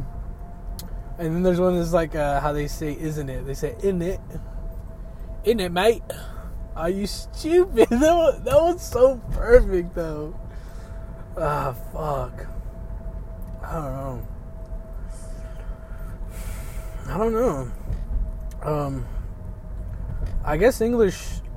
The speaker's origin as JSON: {"language": "English", "country": "United States", "said": "I'm American"}